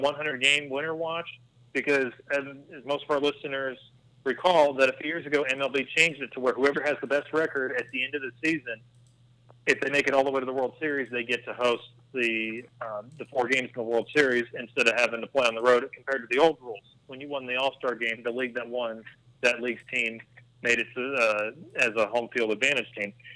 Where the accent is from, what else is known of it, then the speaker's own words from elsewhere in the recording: San Diego, California, United States; growing up in San Diego